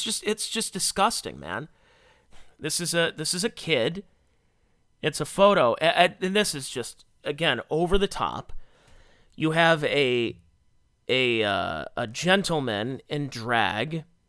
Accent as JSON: {"language": "English", "town": "Cleveland", "region": "Ohio", "country": "United States", "tie": "born or raised there", "said": "When I was a kid, I grew up in the Cleveland area."}